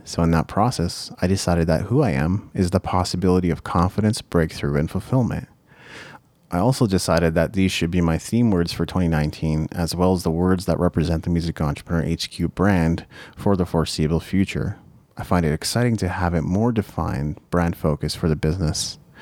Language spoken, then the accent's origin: English; Japan; moved away; As a child, I was brought up in Japan, and that has had an irreversible impact on the way I am.